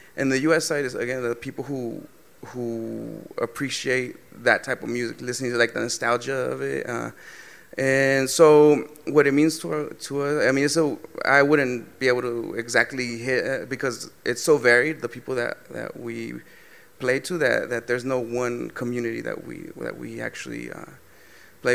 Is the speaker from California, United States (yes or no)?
yes; Southern California, United States; we're from Southern California. We grew up in the 90s